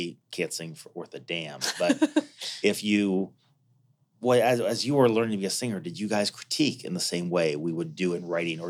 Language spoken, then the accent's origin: English; Columbus, Ohio, United States; also born or lived in Germany / Grove City, Ohio; I grew up on the hilltop. I grew up on the west side through middle school, and then I was born in Germany, but I was back.